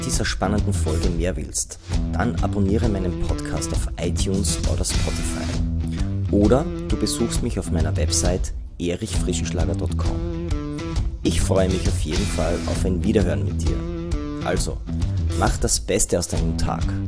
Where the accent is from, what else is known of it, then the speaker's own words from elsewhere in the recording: Styria, Austria; Ich komme aus der Steiermark, aus dem Land der Kürbisse.